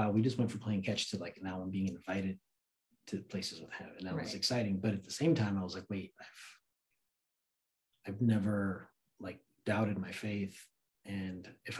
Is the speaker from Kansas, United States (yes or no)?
no; Santa Cruz, California, United States; also born or lived in Afghanistan / New York; I grew up in Santa Cruz, really. Mm. Like, I mean, I was born in Afghanistan, but my family came to America when I was 3. Lived in New York for a little bit, but grew up in Santa Cruz since I was like 6 or 7. So that's like my hometown